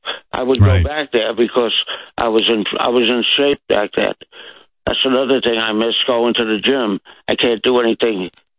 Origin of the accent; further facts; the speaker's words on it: Jersey City, New Jersey, United States; I was growing up in Jersey City